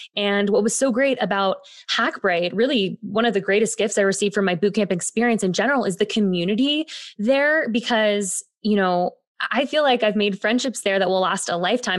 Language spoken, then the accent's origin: English; Bay Area, California, United States; moved away as an adult; now in New York, United States; I grew up in the Bay Area, got my professional start in theater at a young age.